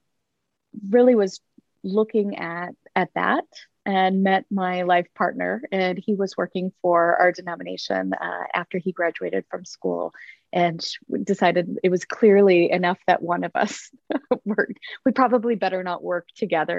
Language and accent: English; Grand Rapids, Michigan, United States; moved away as an adult; also born or lived in Iowa / Kansas City; now in Spokane, United States; I grew up in Grand Rapids, Michigan. Spent my growing up years there.